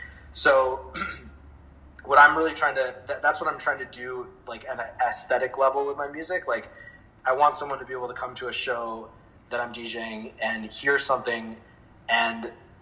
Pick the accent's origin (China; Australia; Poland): China; also born or lived in Switzerland / United States; You know, I grew up, my parents are Indian, and I was born in America, but I grew up in China and Switzerland and a bunch of different countries, and I was always going to different international schools.